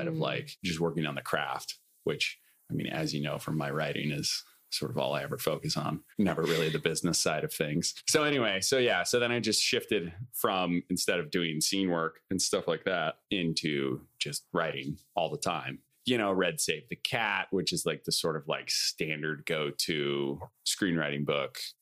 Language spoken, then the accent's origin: English; Iowa, United States; moved away as an adult; now in Los Angeles, United States; I'm from Iowa